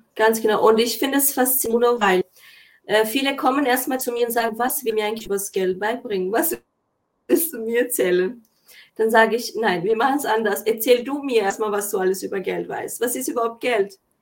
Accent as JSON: {"language": "German", "country": "Kosovo", "tie": "born or raised there", "also_born_or_lived": "Germany", "moved": "yes", "lives_now": "Switzerland", "said": "wurde ich zum Beispiel im Kosovo geboren und musste alleine nach Deutschland und dann in die Schweiz kommen"}